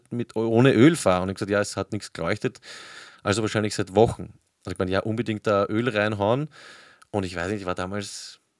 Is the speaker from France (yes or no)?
no; Vienna, Austria; wo ich oder wo wir komplett unnötig Knell, wie man bei uns in Wien sagt, also Geld